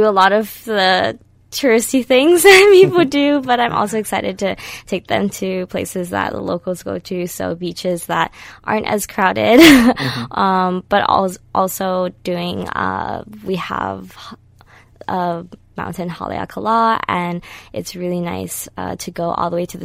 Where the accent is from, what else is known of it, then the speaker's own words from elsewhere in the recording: Kahului, Hawaii, United States; moved away as an adult; now in Los Angeles, United States; I am from Kahului, Hawaii